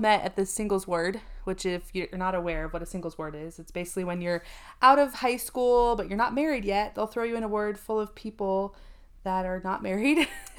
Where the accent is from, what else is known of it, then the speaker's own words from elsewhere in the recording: East Coast, United States; I grew up on the East Coast, so middle school and high school, very much the odd one out being Mormon